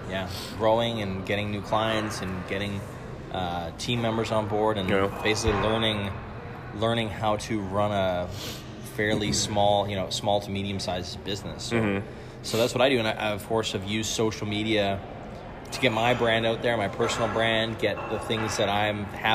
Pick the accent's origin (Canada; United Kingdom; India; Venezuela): Canada; moved away as an adult; also born or lived in Denmark; now in Copenhagen, Denmark; I'm originally Canadian, but I immigrated to Denmark about 10 years ago-ish